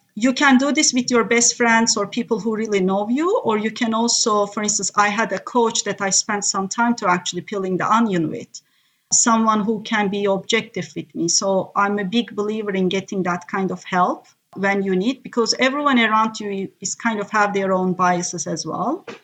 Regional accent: Turkey; first language Turkish; English is a second language; moved away; I'm from Turkey, born and raised

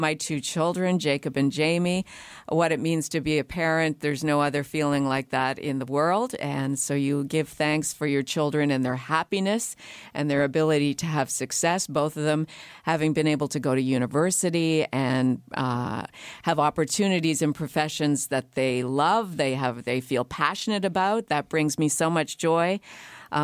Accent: Canada; And even those of us who've been here for many generations and have really identify with being only Canadian, we all share that feeling that we are newcomers to a new land.

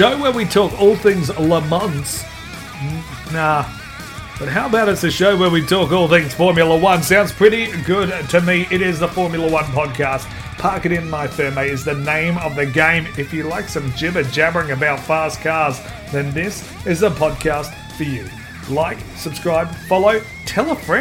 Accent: Adelaide, South Australia, Australia; I'm from Adelaide

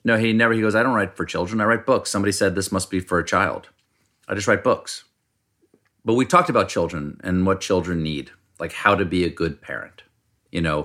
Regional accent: Charleston, South Carolina, United States; moved away; also born or lived in Washington, D.C. / James Island, South Carolina; when I was growing up in South Carolina, in Charleston

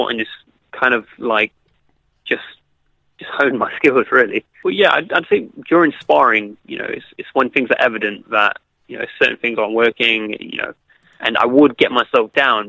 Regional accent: Derby, East Midlands, United Kingdom; my hometown of Derby

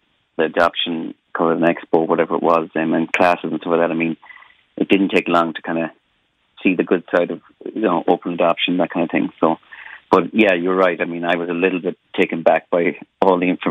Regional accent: Ireland; moved away as an adult; now in San Francisco, United States; being Irish

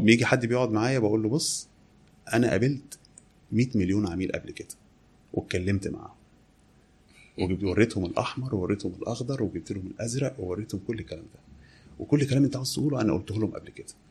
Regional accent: Kafr El Dawwar, Beheira, Egypt; now in Alexandria, Egypt; انا مسقط راسي كفر الدوار بحيره

